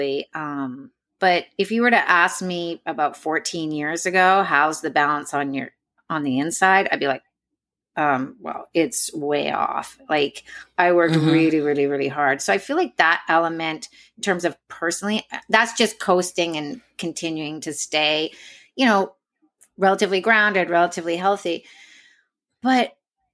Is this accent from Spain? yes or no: no; Canada; moved away; I'm Canadian.